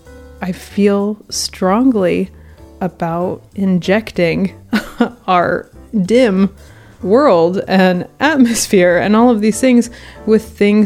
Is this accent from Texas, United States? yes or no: yes; Houston, Texas, United States; Because we are from Houston, there were tons and tons of fabric stores, and they were all really spread out.